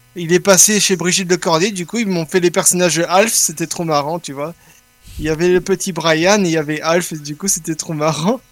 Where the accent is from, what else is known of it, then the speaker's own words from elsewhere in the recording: Belgium; je suis belge, oui, mais je suis italien